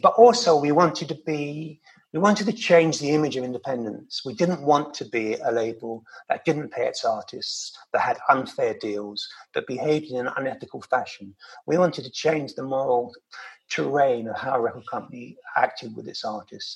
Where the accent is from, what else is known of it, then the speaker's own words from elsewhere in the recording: London, United Kingdom; growing up in London